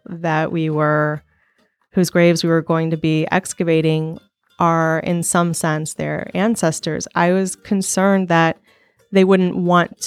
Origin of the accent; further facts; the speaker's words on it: Sullivan, Missouri, United States; I am from Sullivan, Missouri.